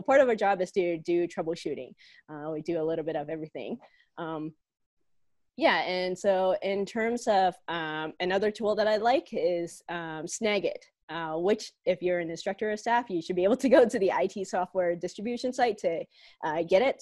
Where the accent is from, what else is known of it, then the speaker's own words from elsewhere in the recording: Hong Kong; now in Calgary, Canada; I'm originally from Hong Kong and used to be a student here at the University of Calgary.